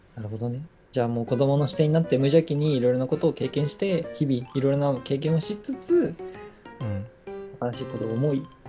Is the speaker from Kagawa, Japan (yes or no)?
no; Nagoya, Aichi, Japan; moved away; also born or lived in Yokohama; ずっと名古屋に十年間ぐらいいて、横浜に四年間行ったみたいな感じだから、都会育ちかな